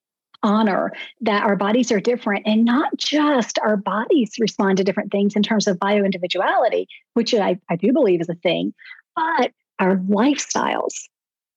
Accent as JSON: {"language": "English", "region": "the South", "country": "United States", "said": "I'm from the South"}